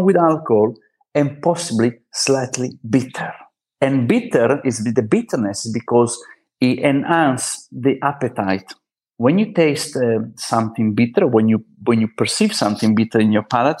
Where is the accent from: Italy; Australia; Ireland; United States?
Italy; moved away as an adult; now in Barcelona, Spain; at least in Italy, we grow up with aperitivo